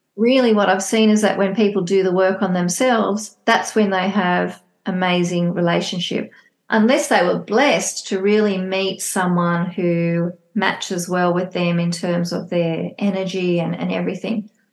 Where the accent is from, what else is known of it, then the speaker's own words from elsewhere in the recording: Australia; I live, born and bred in Australia.